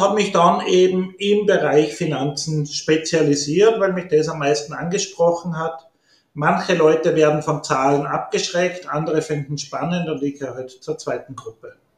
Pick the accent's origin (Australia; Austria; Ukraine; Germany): Austria; Upper Austria; moved away as an adult; also born or lived in New Orleans; now in Innsbruck, Austria; ich komme aus Oberösterreich, ländliches Oberösterreich.